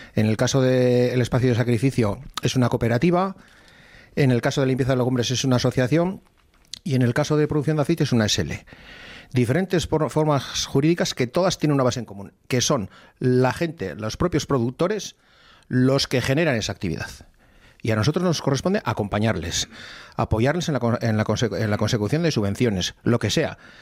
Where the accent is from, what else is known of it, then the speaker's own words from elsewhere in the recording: Zaldón, Basque Country, Spain; Estaba en Zaldón, en mi pueblo